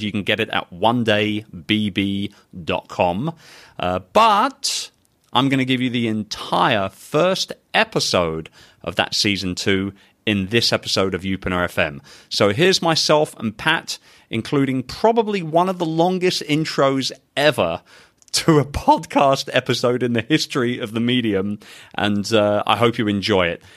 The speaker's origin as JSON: {"language": "English", "region": "London", "country": "United Kingdom", "tie": "born or raised there", "moved": "yes", "lives_now": "Philippines", "said": "my hometown of London, England"}